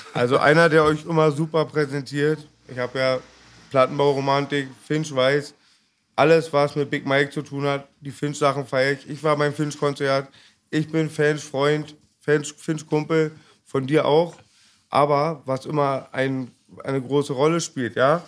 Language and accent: German; Magdeburg, Saxony-Anhalt, Germany; born or raised there; moved away as an adult; now in Berlin, Germany